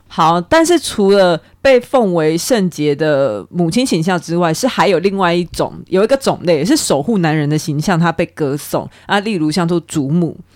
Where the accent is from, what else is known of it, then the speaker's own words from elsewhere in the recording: Taiwan; 可能像呃我们台湾人华人习俗结婚